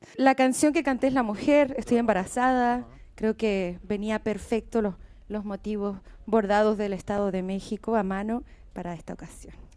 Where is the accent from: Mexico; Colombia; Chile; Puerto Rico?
Chile; en mi país, eh, hoy ha cambiado mucho Chile.